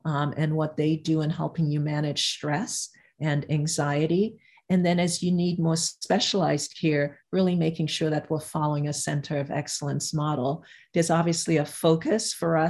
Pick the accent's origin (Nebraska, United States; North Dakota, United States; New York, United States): New York, United States; New York City; I'm from New York, the Upper East Side of Manhattan is different from Brooklyn where I grew up